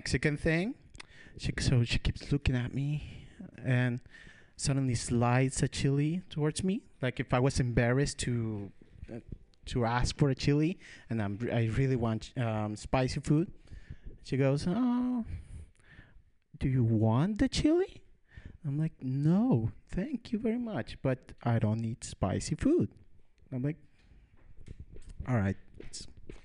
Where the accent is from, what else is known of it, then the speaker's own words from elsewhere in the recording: Ecuador; moved away; also born or lived in Midwest, United States; I'm from Ecuador